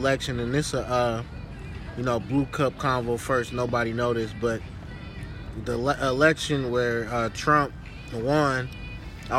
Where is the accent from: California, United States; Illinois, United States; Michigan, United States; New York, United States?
California, United States; Berkeley; Grew up in the waterfront, West Berkeley